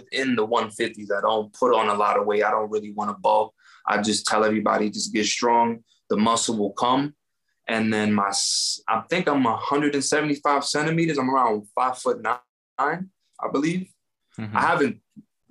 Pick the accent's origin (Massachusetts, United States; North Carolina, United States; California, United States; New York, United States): New York, United States; now in Las Vegas, United States; I'm from New York.